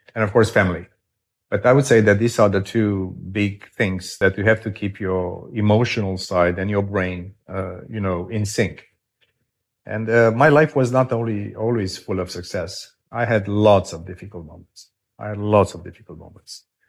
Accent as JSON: {"language": "English", "country": "Romania", "tie": "born or raised there", "moved": "as an adult", "said": "my home country of Romania"}